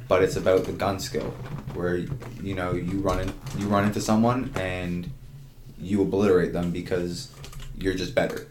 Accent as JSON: {"language": "English", "town": "Ajax", "region": "Ontario", "country": "Canada", "said": "I I'm from Ajax and in Ajax, Ontario"}